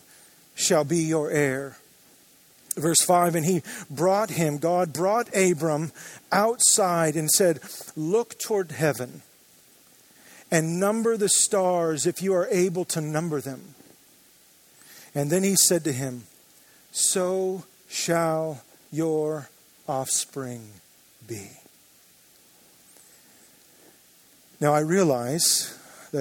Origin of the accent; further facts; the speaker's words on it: Joshua Tree, California, United States; now in Orange County, United States; I grew up in the Joshua Tree area